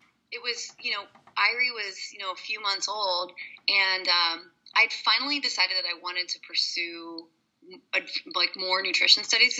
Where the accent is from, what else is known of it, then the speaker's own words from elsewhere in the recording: Hershey, Pennsylvania, United States; I'm originally from Hershey, Pennsylvania